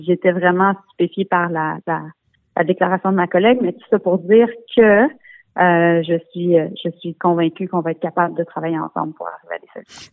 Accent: Montreal, Quebec, Canada; je suis montréalaise, euh, je suis députée montréalaise

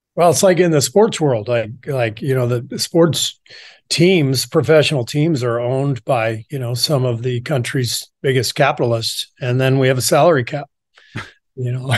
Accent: Los Angeles, California, United States; also born or lived in Beirut, Lebanon / Cairo, Egypt / France; we moved to L A when I was pretty young, like two years old, 'cause my dad took a job at U C L A as a professor. So, most of my childhood was spent in L

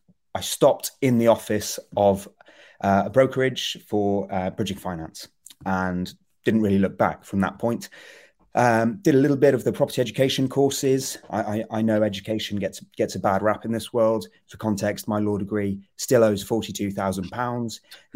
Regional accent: Gloucester, South West England, United Kingdom; now in London, United Kingdom; my folks are in Gloucester. So I grew up there working in London.

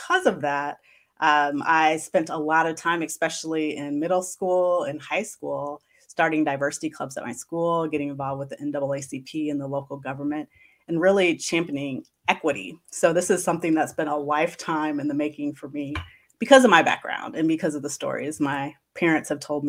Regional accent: Kansas City, Missouri, United States; Yeah, I said because I went to predominantly white schools growing up that I wanted to do something a little different and attend a historically black college and university.

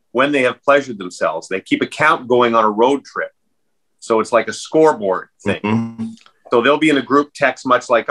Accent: Ottawa, Ontario, Canada; moved away; also born or lived in British Columbia; I grew up in Ottawa, and I feel like Ottawa is the coldest capital in the world, that I was a tough kid

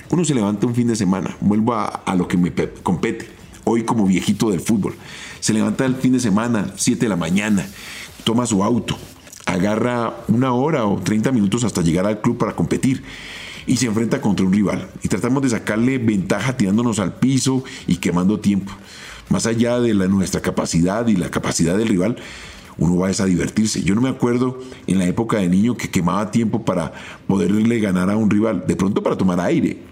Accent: Colombia; nosotros como colombianos

